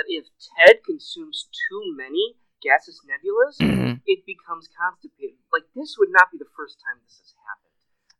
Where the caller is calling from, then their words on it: Riverside, California, United States; I'm calling from Riverside, California.